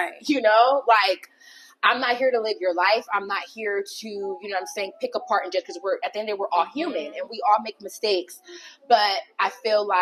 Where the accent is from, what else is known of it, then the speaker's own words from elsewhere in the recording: Long Beach, California, United States; also born or lived in Downey, California; originally, I am from Long Beach, California. Mm-hmm. And I stayed there until about my 7th grade year, around that time. And then I moved to Downey